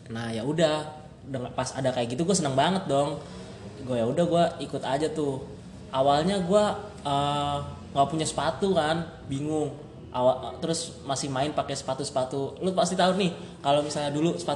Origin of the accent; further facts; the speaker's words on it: Jakarta, Indonesia; Oh, gua asalnya dari Jakarta.